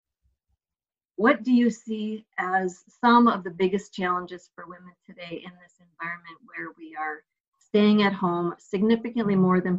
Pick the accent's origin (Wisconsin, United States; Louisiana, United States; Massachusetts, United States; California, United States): Wisconsin, United States; my home state of Wisconsin